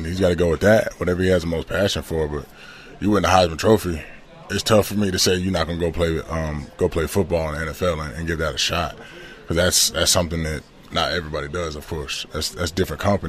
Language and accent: English; Georgia, United States; also born or lived in Ridgewood, New Jersey; growing up in Georgia